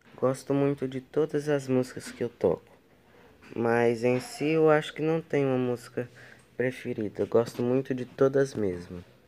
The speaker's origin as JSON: {"language": "Portuguese", "town": "Remanso", "region": "Bahia", "country": "Brazil", "tie": "born or raised there", "said": "eu nasci em Remanso, Bahia"}